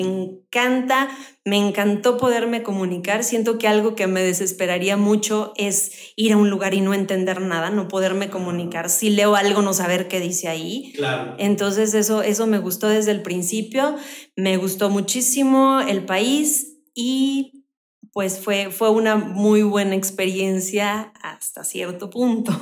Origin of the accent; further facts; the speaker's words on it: Mexico City, Mexico; now in Querétaro, Mexico; Bueno, yo nací en la Ciudad de México. Tengo viviendo en Querétaro como 24 años más o menos.